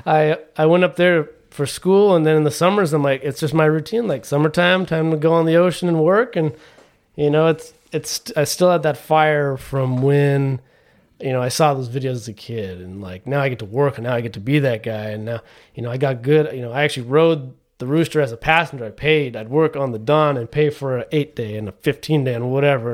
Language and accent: English; Trabuco Canyon, California, United States; I grew up down here in Orange County, right in, uh, Tribuco Canyon, which is just South Orange County